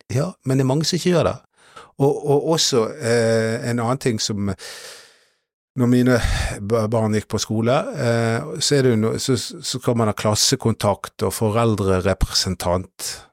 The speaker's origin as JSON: {"language": "Norwegian", "country": "Norway", "said": "jeg er norsk"}